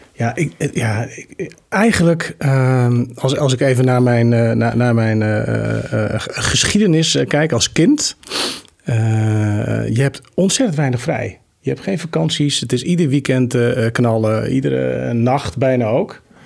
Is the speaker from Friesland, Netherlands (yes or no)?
yes; Gorredijk, Friesland, Netherlands; also born or lived in Deventer / Groningen; now in Amersfoort, Netherlands; Gorredijk, waar ik ben geboren, het grootste gedeelte, doorgebracht.